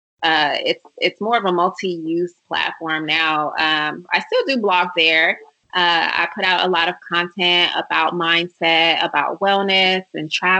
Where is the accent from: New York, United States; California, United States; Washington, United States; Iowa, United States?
California, United States; Oakland; also born or lived in Atlanta / Silicon Valley; I am from Oakland, California